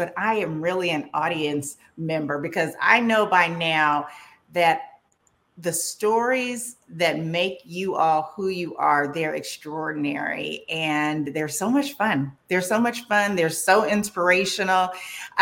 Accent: California, United States; I'm from California.

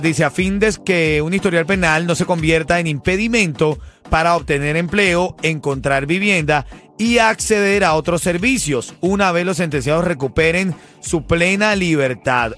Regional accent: Venezuela; now in Miami, United States; soy venezolano

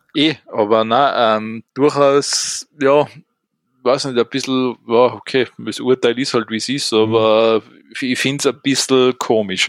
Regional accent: Austria; bei uns in Österreich

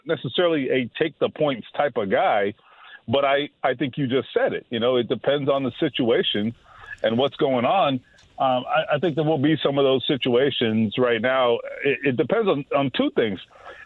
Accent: South Florida, United States; growing up in South Florida

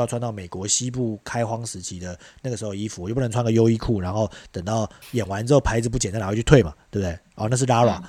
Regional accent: Taiwan; 我们台湾

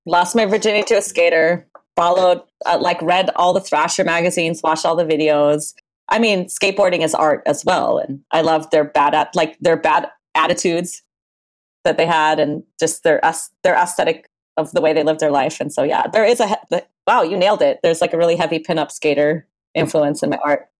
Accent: Maui, Hawaii, United States; also born or lived in Berlin, Germany / Michigan / Oregon; now in Portland, United States; I was born in Berlin, Germany in 1982. And um, my mother married an American. We moved to Michigan. And then I ended up growing up in Hawaii, in Maui, Hawaii.

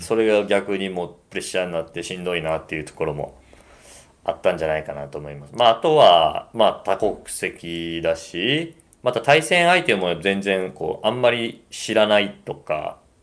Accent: Osaka, Japan; 僕、大阪人

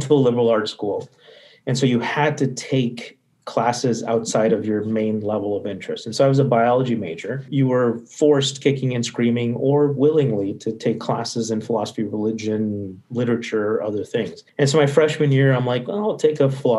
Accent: Midwest, United States; first language English; also born or lived in India; I was born in India. English was my first language, and my parents knew that they would eventually move to the U.S. And so they were prepping for this. Grew up in the Midwest

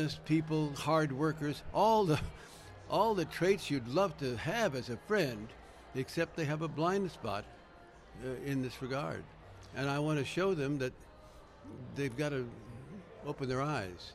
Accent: Southwest, United States; also born or lived in Washington, D.C. / New Mexico; I'm from the Southwest. I live in the Southwest now

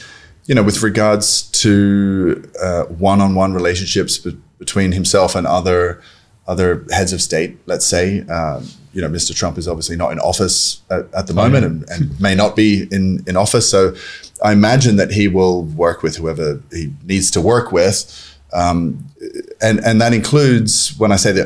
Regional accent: Australia; now in Buenos Aires, Argentina; I'm Australian

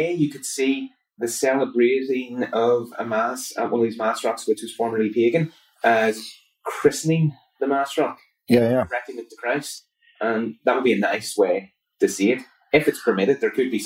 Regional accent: Belfast, Northern Ireland, United Kingdom; I grew up just a little bit outside of Belfast, just a couple of minutes drive, in a place called Hanstown

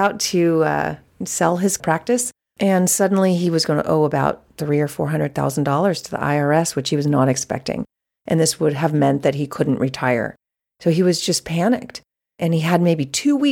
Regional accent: Menlo Park, California, United States; I was born and raised in Menlo Park, which is the center and heart of the Silicon Valley

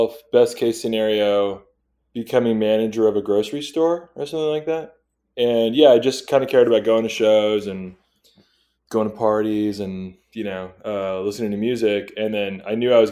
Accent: Torrance, California, United States; I grew up in Torrance, which is Southern California

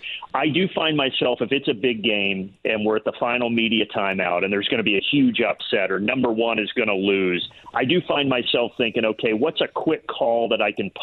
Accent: Indiana, United States; moved away; back in my home state. I really think it's Indiana.

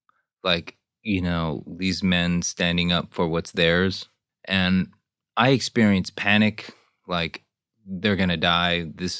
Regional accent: Glendale, California, United States; also born or lived in Seoul, South Korea / Houston, United States / Seattle, United States / Daly City, United States; I was born in Seoul, was there till I was 6 years old, and then came to Houston, Texas. Went to elementary school in Houston. Then the roaming started. We went to, I think, Seattle, Daly City, San Jose, Monterey Park, and we settled in Glendale.

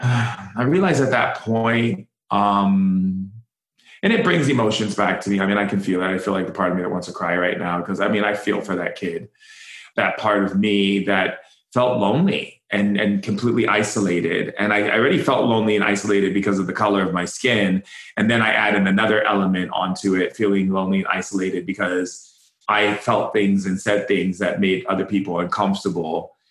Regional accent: Foster City, California, United States; also born or lived in Oahu, Hawaii; I grew up in Foster City and Hawaii. So between two, we had places in both places. So we'd go back and forth in the mainland and then in Oahu.

